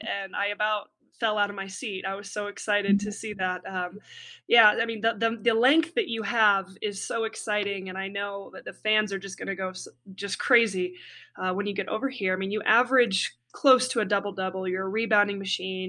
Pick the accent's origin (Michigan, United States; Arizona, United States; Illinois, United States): Illinois, United States; just south of Chicago; I grew up just south of Chicago